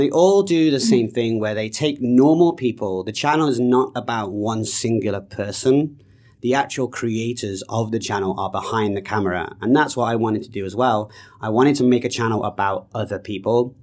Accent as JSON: {"language": "English", "country": "United Kingdom", "also_born_or_lived": "Canada", "moved": "yes", "said": "I'm British"}